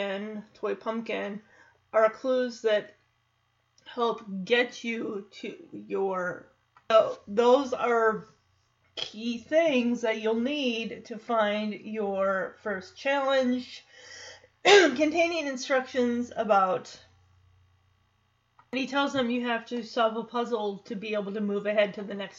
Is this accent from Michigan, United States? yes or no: yes; Lowell, Michigan, United States; moved away; the Kent County Youth Fair of my hometown